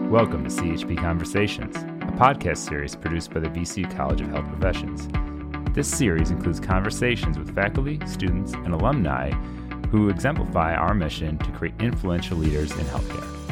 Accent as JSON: {"language": "English", "country": "India", "tie": "born or raised there", "second_language": "English", "moved": "as an adult", "lives_now": "Richmond, United States", "said": "So, I'm originally from India. I was born and brought up there."}